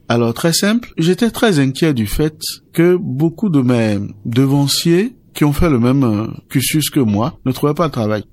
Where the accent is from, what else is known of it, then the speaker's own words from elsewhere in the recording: Benin; Chez nous, au Bénin, on a la nature qui est abondante et généreuse